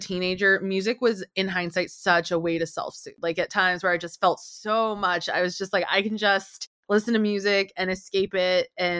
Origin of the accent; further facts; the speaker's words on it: United States; On my mom's side, I'm the only American cousin. So, you know, I got a lot of shit for how I spoke and my accent and not being American enough and not being Mexican enough.